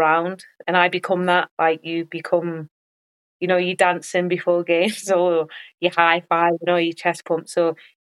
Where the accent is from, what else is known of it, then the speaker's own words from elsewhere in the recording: England, United Kingdom; also born or lived in United States; our English mentality